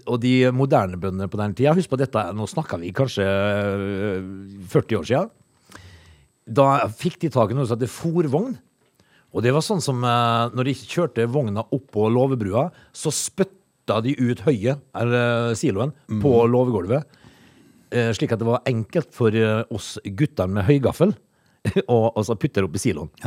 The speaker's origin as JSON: {"language": "Norwegian", "town": "Øvrebø", "region": "Agder", "country": "Norway", "tie": "born or raised there", "said": "jeg vokste opp i Øvrebø."}